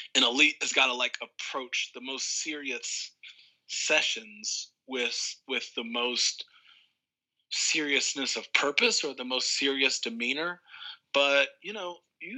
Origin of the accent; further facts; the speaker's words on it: New York, United States; I'm from New York